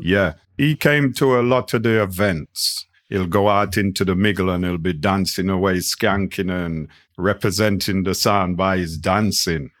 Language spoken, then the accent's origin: English; Nottingham, East Midlands, United Kingdom; we came from Nottingham.